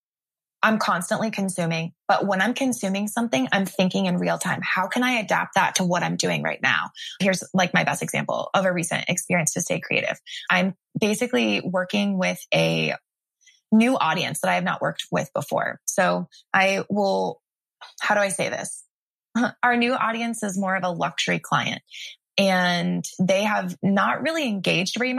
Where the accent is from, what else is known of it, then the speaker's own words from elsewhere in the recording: Greenwood, Indiana, United States; moved away as an adult; also born or lived in Tulsa, Oklahoma; now in California, United States; I'm from Greenwood, so shout out Greenwood.